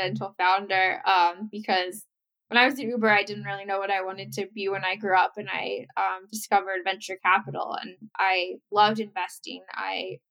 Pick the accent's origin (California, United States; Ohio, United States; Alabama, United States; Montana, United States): Ohio, United States; Bexley; I grew up right outside Columbus, Ohio in a town called Bexley